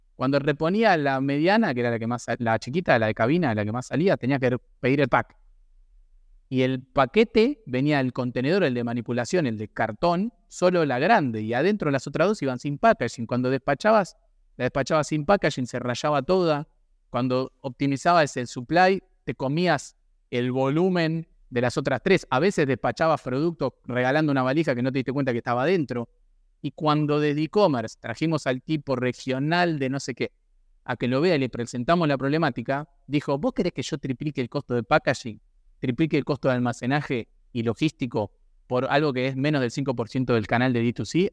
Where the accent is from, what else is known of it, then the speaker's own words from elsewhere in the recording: Argentina; lo tenemos en el ADN eh, como argentinos